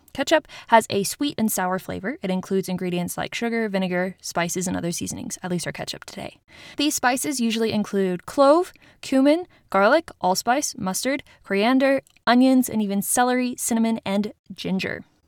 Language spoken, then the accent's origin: English; Utah, United States; my home state of Utah